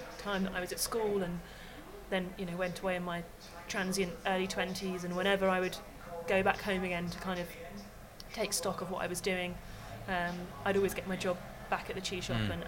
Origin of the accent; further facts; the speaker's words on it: Tavistock, South West England, United Kingdom; my hometown of Tavistock, which is down in Devon